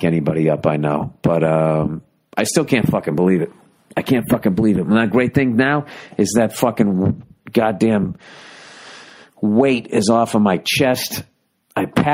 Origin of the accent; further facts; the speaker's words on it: United States; I'm American